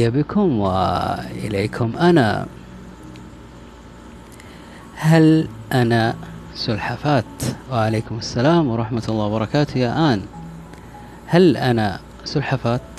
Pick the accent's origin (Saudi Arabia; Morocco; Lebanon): Saudi Arabia; Taif, Makkah Province; also born or lived in Jeddah / Mecca / Medina / Riyadh; آه أنا من جدة لا أنا من الطائف بس آه سكنت في جدة أو عشت في جدة أو عشت في مكة عشت في المدينة